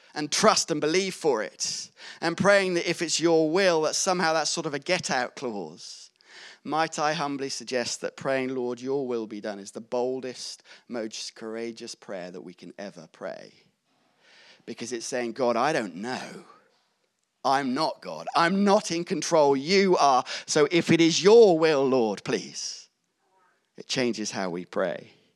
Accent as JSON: {"language": "English", "town": "Gloucester", "region": "South West England", "country": "United Kingdom", "tie": "born or raised there", "said": "I grew up in Gloucester"}